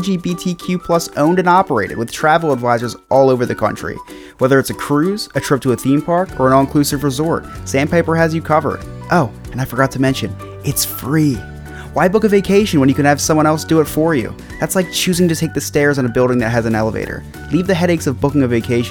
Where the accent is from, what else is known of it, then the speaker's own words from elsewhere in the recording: Florida, United States; I'm from Florida